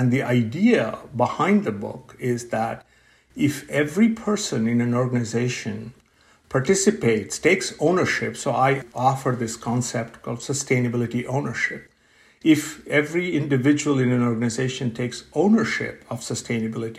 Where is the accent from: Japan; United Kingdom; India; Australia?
India; moved away as an adult; also born or lived in Pennsylvania, United States; now in Pittsburgh, United States; I grew up in India